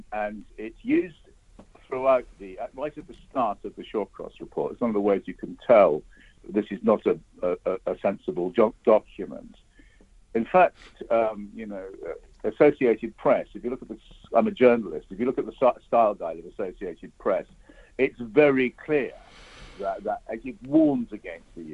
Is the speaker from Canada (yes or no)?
no; United Kingdom; as a British citizen